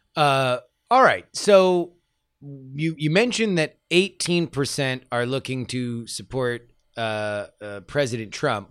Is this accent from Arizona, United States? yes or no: no; Florida, United States; growing up in Florida politics